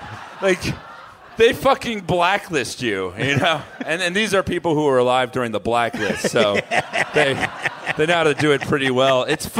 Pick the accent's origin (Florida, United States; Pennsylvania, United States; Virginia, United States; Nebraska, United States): Florida, United States; South; now in New York, United States; I'm originally from South Florida.